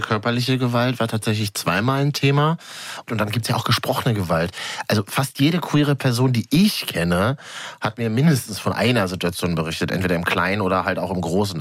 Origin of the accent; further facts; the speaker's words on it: Berlin, Germany; Ich bin ja gebürtiger Berliner, also Großstädter.